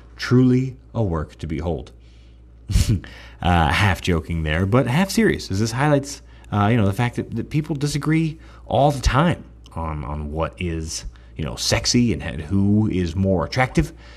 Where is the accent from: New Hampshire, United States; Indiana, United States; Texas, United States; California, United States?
Texas, United States; I'm from Texas